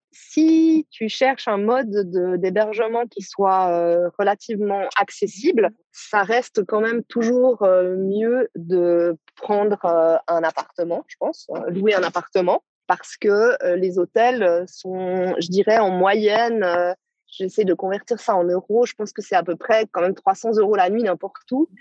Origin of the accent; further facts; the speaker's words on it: Switzerland; en tant que Suissesse